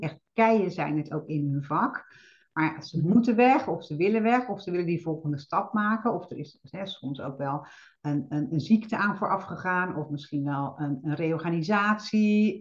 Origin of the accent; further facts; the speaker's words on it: Netherlands; wij hebben als Nederlanders